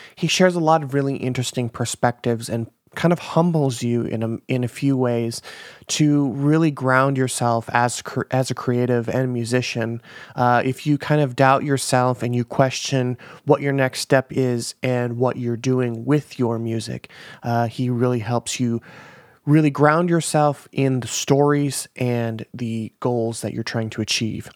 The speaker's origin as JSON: {"language": "English", "region": "Minnesota", "country": "United States", "moved": "yes", "lives_now": "Los Angeles, United States", "said": "I'm from Minnesota"}